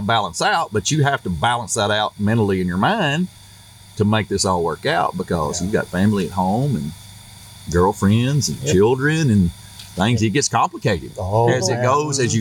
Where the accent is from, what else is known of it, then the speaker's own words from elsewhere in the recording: East Tennessee, United States; I'm a redneck from East Tennessee